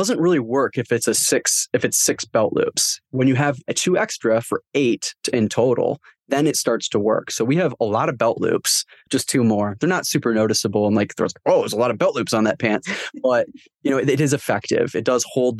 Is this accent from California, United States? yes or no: no; Michigan, United States; I'm from Michigan